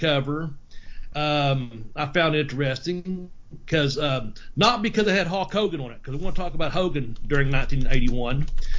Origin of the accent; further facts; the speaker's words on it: Ashland, Kentucky, United States; and I'm from Ashland.